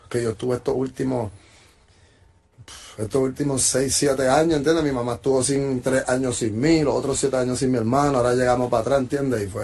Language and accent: Spanish; Puerto Rico